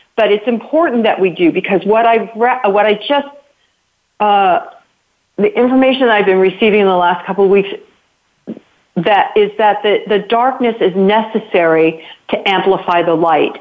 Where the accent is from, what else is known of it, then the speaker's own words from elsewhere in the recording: United States; me as an American